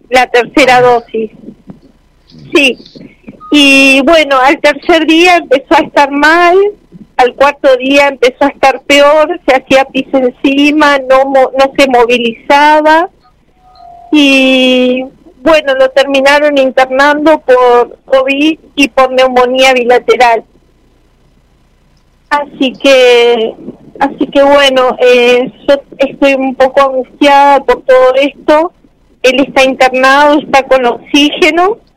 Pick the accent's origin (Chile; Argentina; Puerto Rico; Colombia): Argentina; San Miguel; soy de San Miguel.